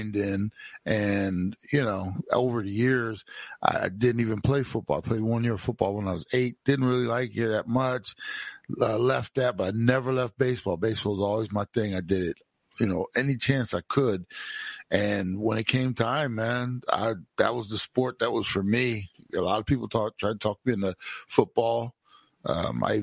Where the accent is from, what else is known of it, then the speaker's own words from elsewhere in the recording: Browns Mills, New Jersey, United States; also born or lived in Trenton, New Jersey; the first time we moved to Browns Mills from Trenton, New Jersey, when I was 4.5 years old in the summer